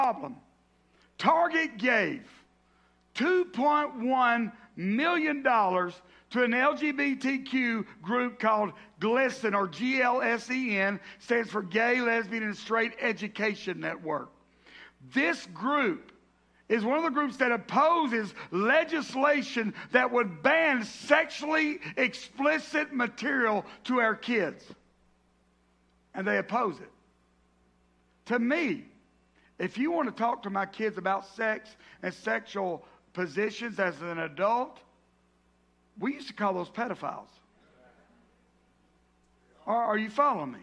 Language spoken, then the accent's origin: English; the South, United States; I grew up in the South